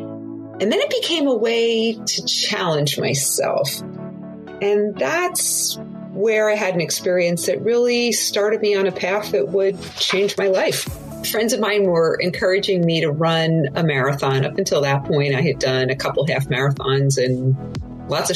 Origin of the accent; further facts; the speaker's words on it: Southern California, United States; I am from Southern California